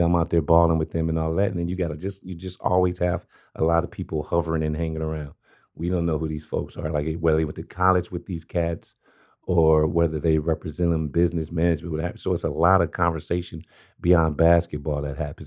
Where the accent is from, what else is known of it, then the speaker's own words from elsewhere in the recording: Los Angeles, California, United States; Born and raised in South South Central LA, Crenshaw District